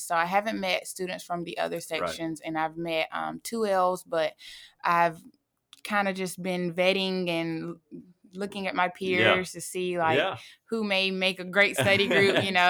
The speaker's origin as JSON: {"language": "English", "town": "Fairhope", "region": "Alabama", "country": "United States", "tie": "born or raised there", "also_born_or_lived": "Monroeville", "said": "I was born in Monroeville, Alabama, and I moved to Fairhope, Alabama when I was in middle school, graduated from Fairhope High School, go Pirates."}